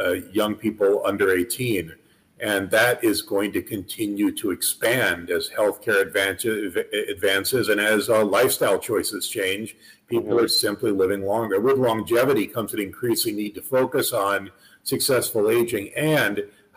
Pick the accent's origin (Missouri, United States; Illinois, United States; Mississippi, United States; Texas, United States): Missouri, United States; St. Louis; moved away as an adult; also born or lived in Northern California / New York City / Pennsylvania; I was raised in St. Louis